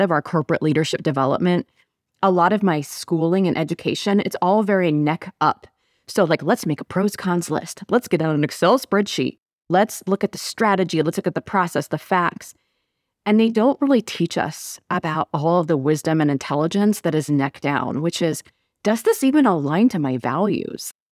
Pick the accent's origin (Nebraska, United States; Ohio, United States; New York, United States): Nebraska, United States; also born or lived in Missouri; I'm from Nebraska